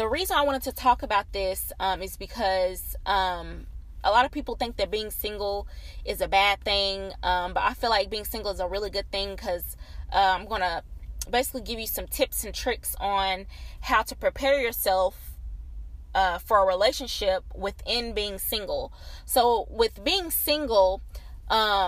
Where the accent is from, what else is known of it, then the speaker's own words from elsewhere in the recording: small town outside Nashville, Tennessee, United States; I am from a small town on the outskirts of Nashville. It's a little country town, probably about 25-30 minutes away from Nashville